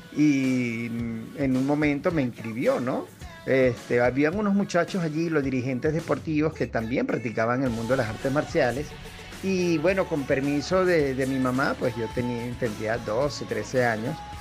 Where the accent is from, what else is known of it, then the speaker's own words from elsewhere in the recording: Caracas, Capital District, Venezuela; como buen venezolano